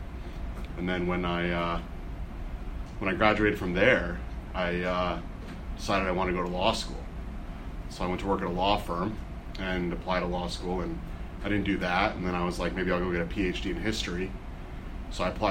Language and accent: English; Bethesda, Maryland, United States; also born or lived in Carleton College, Minnesota; grew up right here in Bethesda, Maryland